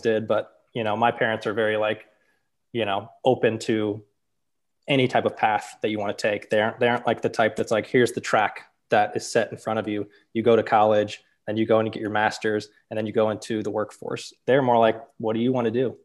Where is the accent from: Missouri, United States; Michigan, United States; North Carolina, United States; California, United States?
Missouri, United States; St. Louis; I was born and raised in Saint Louis, um, kind of North County